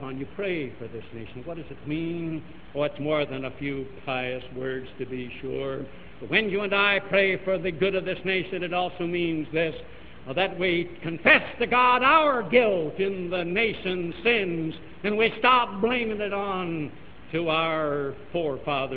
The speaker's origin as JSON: {"language": "English", "country": "United States", "said": "we as American citizens"}